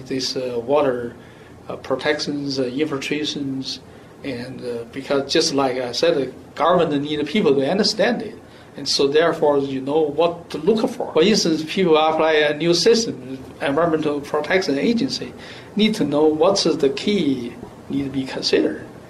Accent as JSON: {"language": "English", "country": "China", "moved": "yes", "lives_now": "United States", "said": "my home country"}